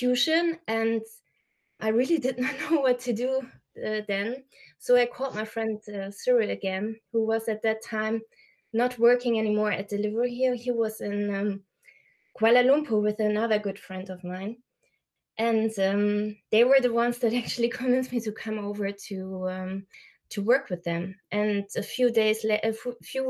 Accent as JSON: {"language": "English", "area": "a very small town near Aachen", "region": "North Rhine-Westphalia", "country": "Germany", "tie": "born or raised there", "said": "I was born and raised with my two brothers in Germany in a very small town near Aachen"}